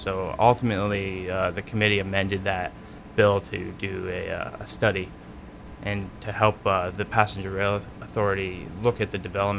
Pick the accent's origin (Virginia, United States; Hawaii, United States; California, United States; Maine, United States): Maine, United States; Leeds; I'm originally from Leeds, Maine.